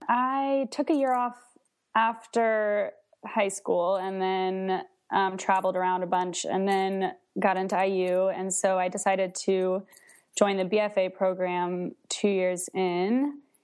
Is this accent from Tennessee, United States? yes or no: yes; Nashville, Tennessee, United States; now in Charlottesville, United States; right now I'm in Charlottesville, Virginia, but I'm originally from Nashville, Tennessee